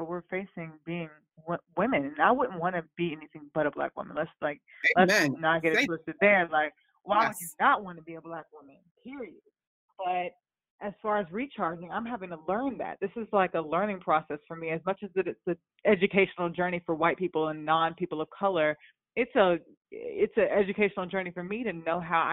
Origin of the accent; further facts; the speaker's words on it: the South, United States; I'm from the South